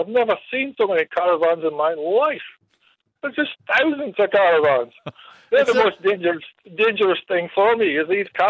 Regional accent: Wollongong, New South Wales, Australia; also born or lived in Narrabri; I'm actually from Wollongong, but I started in Narrabri.

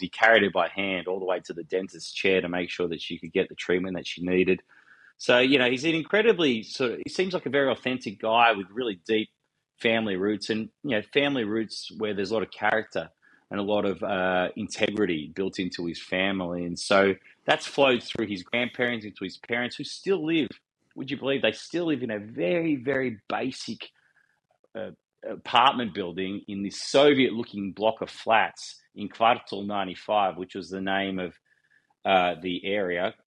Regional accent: Wollongong, New South Wales, Australia; I grew up in a steel town, I grew up in Wollongong. I live in Wollongong

